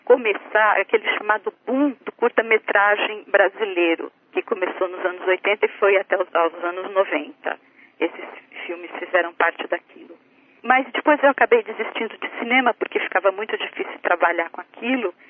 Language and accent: Portuguese; Sertãozinho, São Paulo, Brazil; also born or lived in Santa Cruz do Rio Pardo, São Paulo; E em 1963 a gente mudou para Sertãozinho, também no interior de São Paulo, lá na região de Ribeirão Preto.